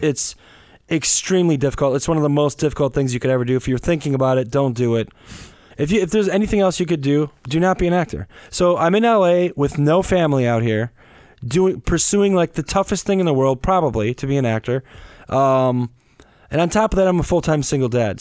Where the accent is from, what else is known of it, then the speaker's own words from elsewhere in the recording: Wisconsin, United States; moved away as an adult; as a kid growing up in the Midwest